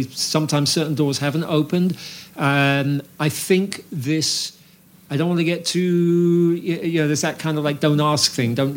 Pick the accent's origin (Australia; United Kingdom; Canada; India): United Kingdom; London; moved away as an adult; also born or lived in Yorkshire / Manhattan, New York / Brooklyn, New York; now in Woodstock, United States; having been raised in South London, I was born in Yorkshire but lived in South London from the age of two.